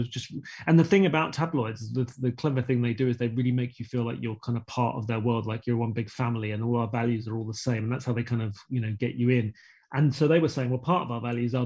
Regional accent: Croydon, London, United Kingdom; I grew up in South London in Croydon

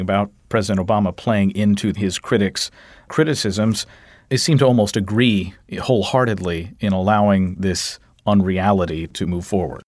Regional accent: Kentucky, United States; I'm from Kentucky

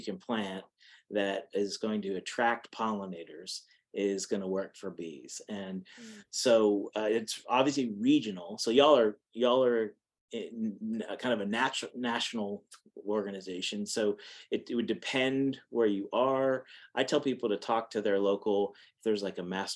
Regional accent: Pennsylvania, United States; now in Texas, United States; I'm from Pennsylvania, and my family's all in Massachusetts

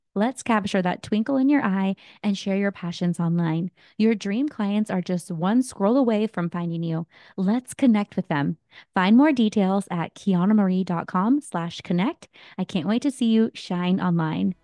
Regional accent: Morgan Hill, Santa Cruz, California, United States; Bay Area, but really Morgan Hill, Santa Cruz, that's where my hometown is.

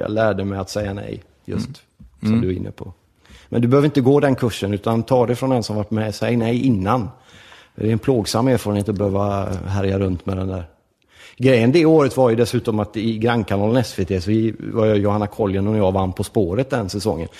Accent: Gothenburg, Västra Götaland, Sweden; also born or lived in Rome, Italy; Vi växte ju upp i förort till Göteborg som heter Lövgärdet som ligger i Angered

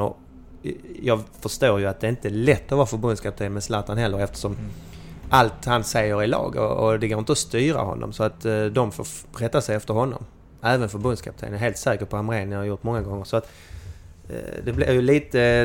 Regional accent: Malmö, Skåne, Sweden; hallå hallå från arbetarstaden Malmö

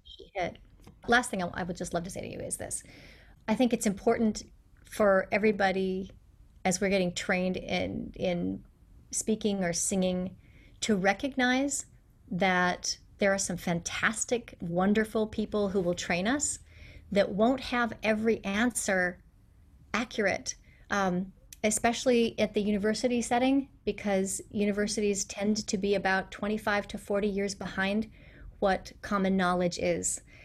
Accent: United States; accent: American; that rhotic R that appears in my accent and accents of many, many Americans

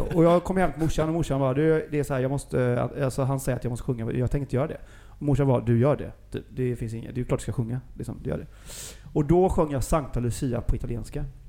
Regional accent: Gothenburg, Västra Götaland, Sweden; jag är ju från Göteborg

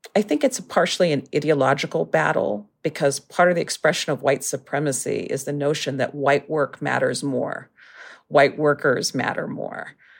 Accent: Erie, Pennsylvania, United States; moved away; I grew up in Erie, Pennsylvania, which is a very, very working class place

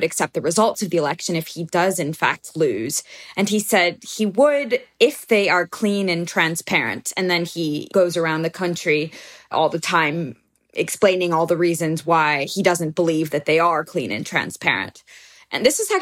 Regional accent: United States; as an American

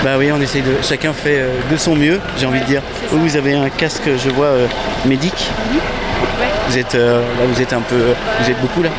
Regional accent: Nantes, Pays de la Loire, France; je suis nantais

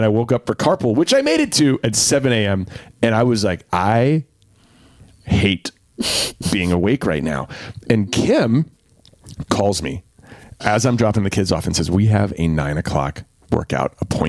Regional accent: Durham, North Carolina, United States; when I grew up in Durham.

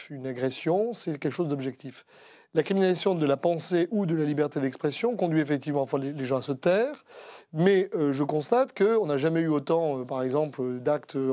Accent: Marseille, Provence-Alpes-Côte d'Azur, France; born there; Écoutez, je suis né à Marseille, ça répond à votre question.

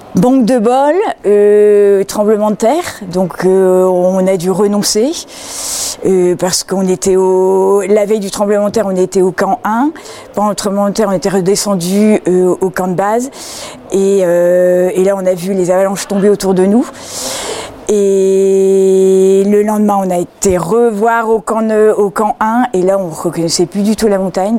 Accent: the North, Hauts-de-France, France; moved away as an adult; also born or lived in Madrid, Spain / Argentina; je viens du nord. je suis une ch'ti.

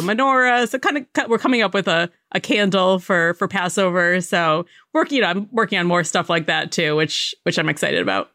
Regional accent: Connecticut, United States; I grew up in Connecticut, but we spent a lot of time in New York City

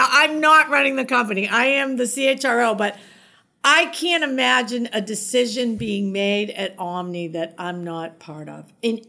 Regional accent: Boston, Massachusetts, United States; I love Boston. I am a Bostonian through and through.

